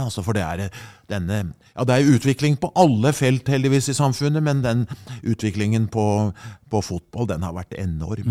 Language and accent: Norwegian; Skedsmo, Akershus, Norway; det begynte hjemme i Skedsmo